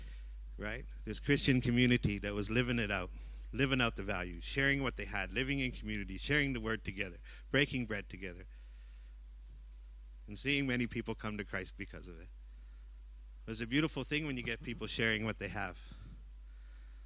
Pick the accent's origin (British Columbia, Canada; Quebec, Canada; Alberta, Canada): British Columbia, Canada; Vancouver; now in Cambodia; I'm from Vancouver, Canada